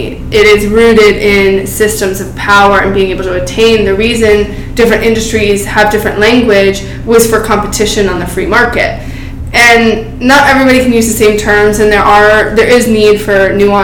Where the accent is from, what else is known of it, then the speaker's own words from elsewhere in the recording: Silicon Valley, California, United States; coming from Silicon Valley and watching my hometown getting taken over by tech